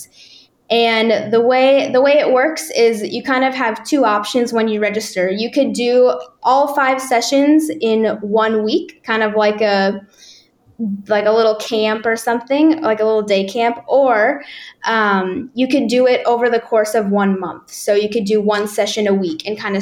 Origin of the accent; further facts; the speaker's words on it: Nebraska, United States; moved away as an adult; now in Czech Republic; growing up in Nebraska